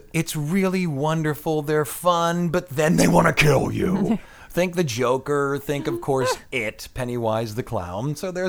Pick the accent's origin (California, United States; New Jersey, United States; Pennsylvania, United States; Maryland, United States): Pennsylvania, United States; No, I'm from the Ohio, Pennsylvania area.